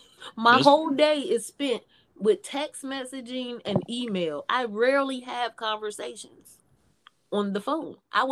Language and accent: English; Ohio, United States; But I'm from Ohio. I was just raised by Southern people.